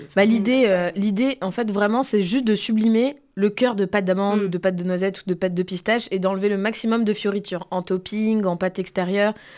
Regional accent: Bordeaux, Nouvelle-Aquitaine, France; je suis de Bordeaux

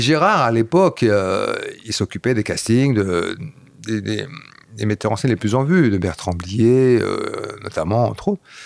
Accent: about an hour from Brussels, Flanders, Belgium; first language Flemish; French is a second language; moved away; c'était ma langue naturelle, c'est ma première langue. J'ai grandi là-bas, donc euh, la première langue que j'ai parlé c'était le flamand

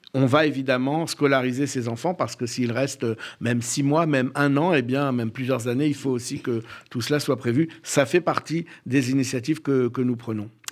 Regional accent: Bordeaux, Nouvelle-Aquitaine, France; je suis né en soixante-trois, à Bordeaux

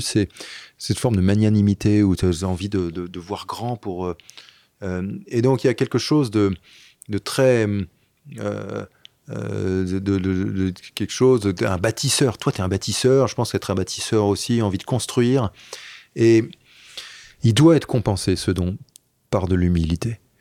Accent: Paris, Île-de-France, France; also born or lived in Brittany; j'ai grandi à Paris

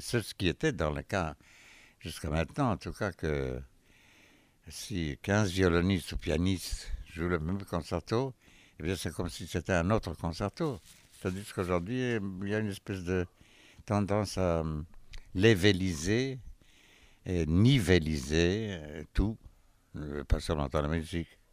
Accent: Haifa, Haifa District, Israel; moved away; Haïfa, euh, c'est ma ville natale

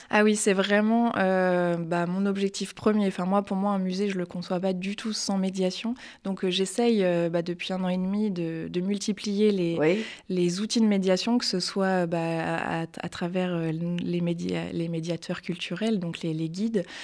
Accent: Le Mans, Pays de la Loire, France; moved away as an adult; also born or lived in Tours / Paris; j'ai commencé mes études loin de Paris, plutôt en, province, donc en Sarthe. Euh, je suis née au Mans

